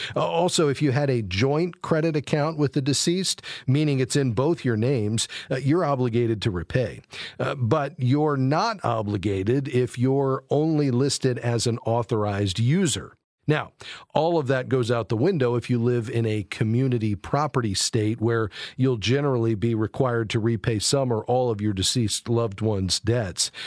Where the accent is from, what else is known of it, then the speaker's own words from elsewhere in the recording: Fort Lauderdale, Florida, United States; my hometown, Fort Lauderdale, Florida